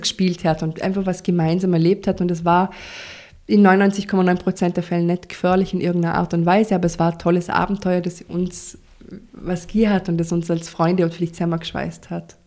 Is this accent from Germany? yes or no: no; Vorarlberg, Austria; bei uns in Vorarlberg